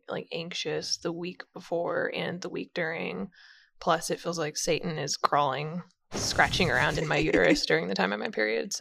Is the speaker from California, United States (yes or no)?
no; Austin, Texas, United States; I'm from Austin